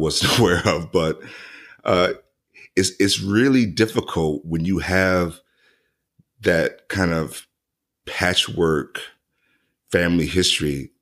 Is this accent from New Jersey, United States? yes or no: no; central Mississippi near Vicksburg, United States; moved away; I'm originally from Mississippi